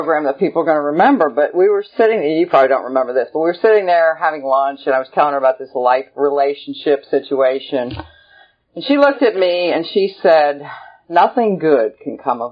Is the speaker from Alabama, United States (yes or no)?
no; Lancaster, Pennsylvania, United States; also born or lived in Denver, Colorado; now in Phenix City, United States; I grew up in Lancaster, Pennsylvania